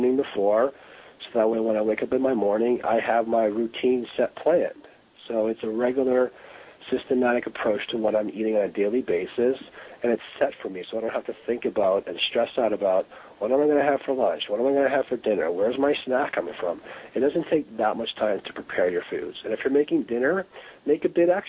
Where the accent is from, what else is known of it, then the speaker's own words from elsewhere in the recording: Toronto, Ontario, Canada; now in Los Angeles, United States; I grew up in Toronto, Canada